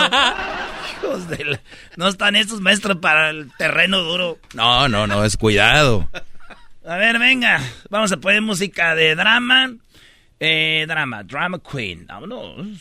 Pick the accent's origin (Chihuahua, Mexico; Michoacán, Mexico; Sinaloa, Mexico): Michoacán, Mexico; Jiquilpan; moved away; mi pueblo, a Jiquilpan, Michoacán